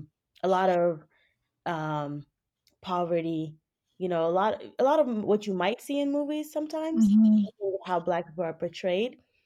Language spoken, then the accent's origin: English; Cincinnati, Ohio, United States; born or raised there; also born or lived in Senegal / Florence, Kentucky